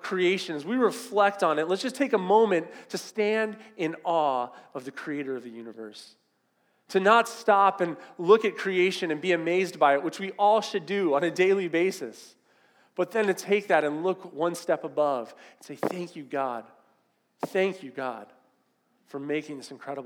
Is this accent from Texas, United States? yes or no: no; Southern California, United States; I grew up in Southern California